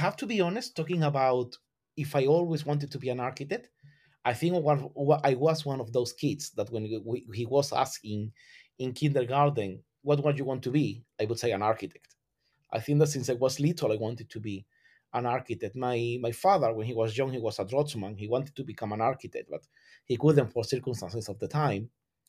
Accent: southern Spain, Spain; English is a second language; I am from Southern Spain, and you have that always around you. You are surrounded by heritage. You're surrounded by historic architecture.

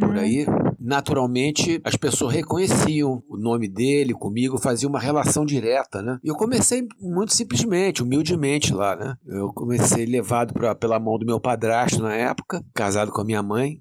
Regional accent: Rio de Janeiro, Brazil; moved away as an adult; also born or lived in São Paulo; now in Natal, Brazil; Eu nasci em São Paulo por acaso e com meses de idade já, eu já estava na cidade que morei boa parte da minha vida, o Rio de Janeiro

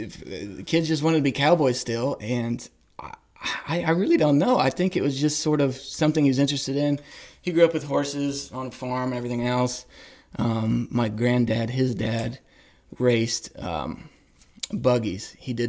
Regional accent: Ohio, United States; now in Austin, United States; I grew up in Ohio

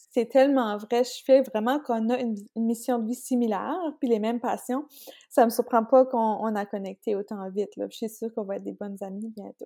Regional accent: Beresford, New Brunswick, Canada; je suis originaire de Beresford. C'est proche de Bathurst

